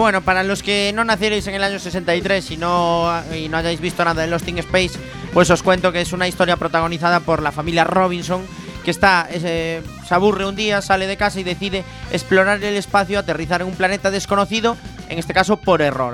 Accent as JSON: {"language": "Spanish", "region": "Galicia", "country": "Spain", "said": "los que somos gallegos"}